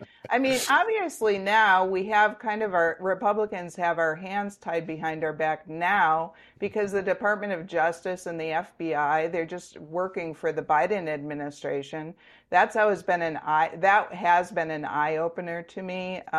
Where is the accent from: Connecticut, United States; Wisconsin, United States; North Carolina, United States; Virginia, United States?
Wisconsin, United States; Kohler; I grew up in Kohler, in a small town of 1,200 people.